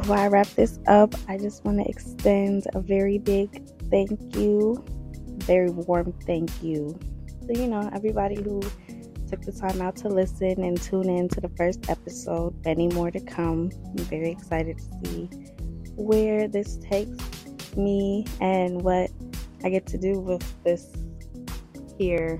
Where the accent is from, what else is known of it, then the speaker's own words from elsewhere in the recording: New Jersey, United States; North Jersey